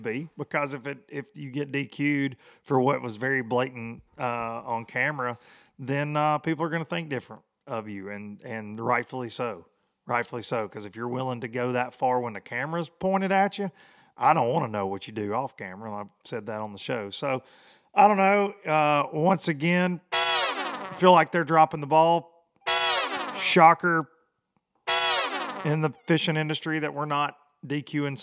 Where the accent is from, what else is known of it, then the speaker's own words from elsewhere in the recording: Tennessee, United States; here in my hometown of Aylburg, Tennessee.